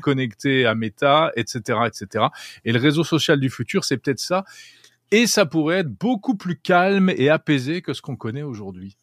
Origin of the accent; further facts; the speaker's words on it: France; chez nous en France